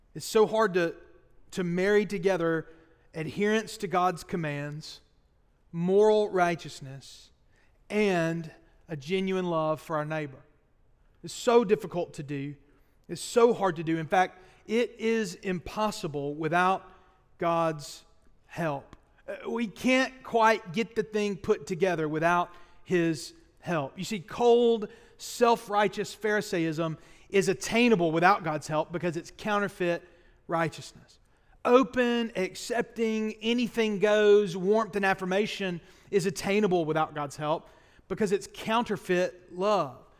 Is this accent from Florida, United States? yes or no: no; Boaz, Alabama, United States; I spent my freshman year of college at Sneed State Community College, my hometown in Boas